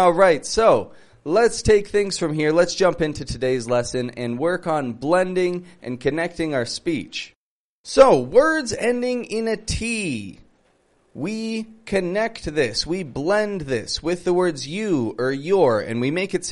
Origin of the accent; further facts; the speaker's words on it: Toronto, Ontario, Canada; I'm from Toronto, from Canada